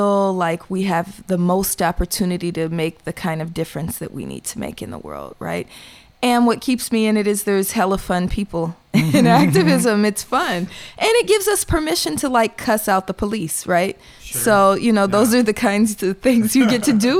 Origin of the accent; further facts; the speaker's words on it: Oakland, California, United States; I'm from Oakland, and I was born in the 70s